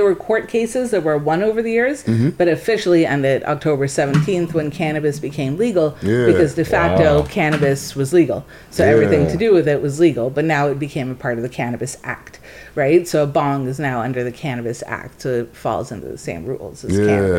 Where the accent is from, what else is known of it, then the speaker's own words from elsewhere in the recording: Jamaica; now in Toronto, Canada; Yeah, I'm not from Toronto originally. Everyone in Jamaica call it Jewtown.